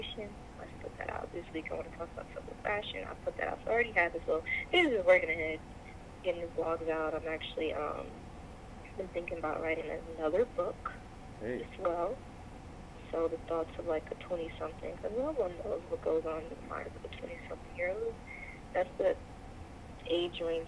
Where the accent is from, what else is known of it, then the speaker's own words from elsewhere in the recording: Midwest, United States; I'm from the Midwest